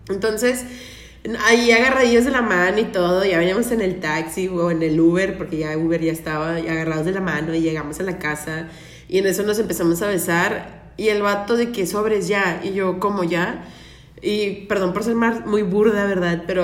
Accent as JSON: {"language": "Spanish", "region": "Tamaulipas", "country": "Mexico", "tie": "born or raised there", "also_born_or_lived": "Nuevo León", "said": "Y soy de Tamaulipas, nací en Nuevo León, pero me criaron allá en Tamaulipas, entonces tengo lo mejor de los dos mundos del norte"}